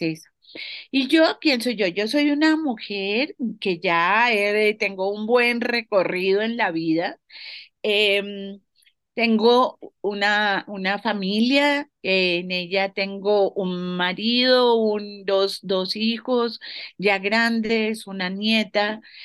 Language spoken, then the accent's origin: Spanish; Colombia; muchas mujeres colombianas